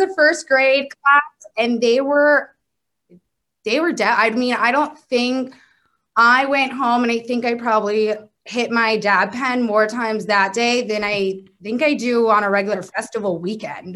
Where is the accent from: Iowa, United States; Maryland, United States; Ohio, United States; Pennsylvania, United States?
Maryland, United States; moved away as an adult; now in Oklahoma City, United States; I'm from the East Coast. I'm from Maryland